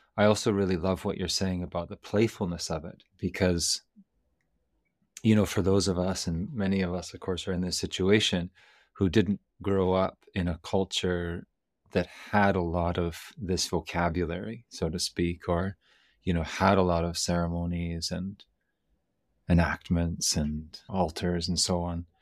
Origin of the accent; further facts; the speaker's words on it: Canada; I'm from Canada